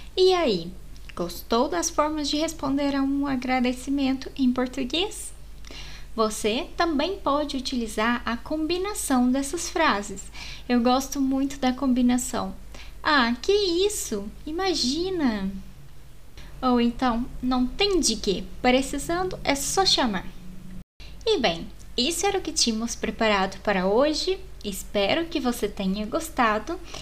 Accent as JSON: {"language": "Portuguese", "country": "Brazil", "said": "nós brasileiros fazemos a e com um som"}